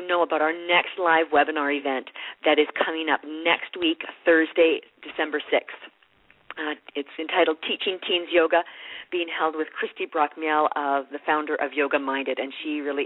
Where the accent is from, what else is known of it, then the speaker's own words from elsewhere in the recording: Canada; being Canadian